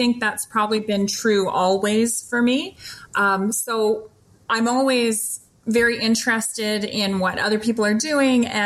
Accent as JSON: {"language": "English", "country": "Canada", "said": "I'm Canadian. I apparently have a lot of Canadianisms that I didn't realize I was using"}